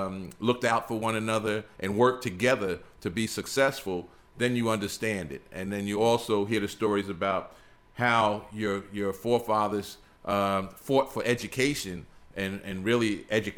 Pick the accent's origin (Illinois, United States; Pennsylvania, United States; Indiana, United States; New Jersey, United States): New Jersey, United States; moved away as an adult; now in Georgia, United States; I was born in New Jersey, and my mother was born in New Jersey